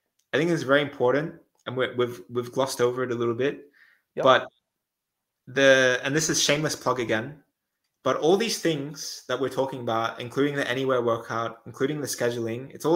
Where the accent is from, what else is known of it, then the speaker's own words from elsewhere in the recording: Australia; also born or lived in Netherlands; now in Switzerland; I'm Australian